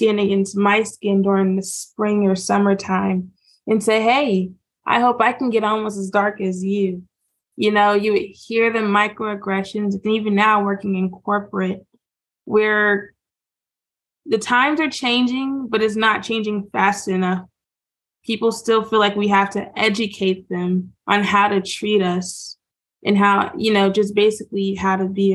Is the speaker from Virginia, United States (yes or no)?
yes; Southwest Virginia, United States; also born or lived in Charleston, South Carolina; we moved from South Carolina all the way up to Southwest Virginia